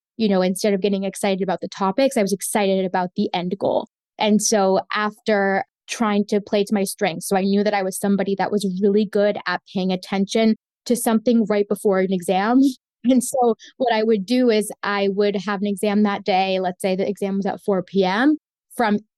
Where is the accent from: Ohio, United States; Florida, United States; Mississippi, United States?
Florida, United States; first language Spanish; English is a second language; I was born and raised in Florida